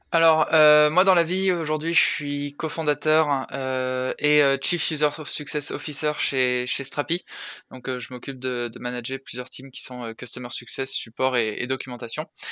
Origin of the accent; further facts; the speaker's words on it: Saint-Raphaël, Provence-Alpes-Côte d'Azur, France; moved away as an adult; also born or lived in Paris; je viens de je viens de Saint-Raphaël